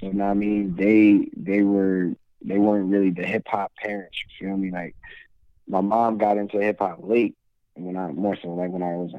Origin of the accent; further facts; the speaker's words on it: New Brunswick, New Jersey, United States; also born or lived in Monroe, New Jersey; I'm originally from New Jersey, and originally from New Brunswick, well, Franklin, New Brunswick area of New Jersey.